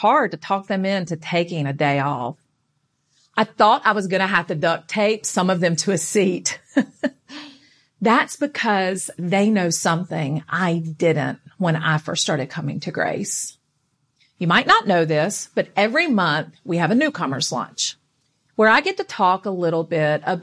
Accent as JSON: {"language": "English", "region": "North Carolina", "country": "United States", "tie": "born or raised there", "said": "I grew up in North Carolina going to church with my Nana"}